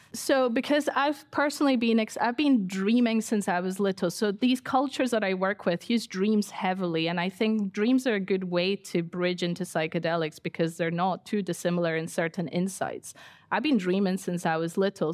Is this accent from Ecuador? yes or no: yes; Ecuador; now in United Kingdom; I grew up in Ecuador for ten years and I've been in the U K for twenty-five years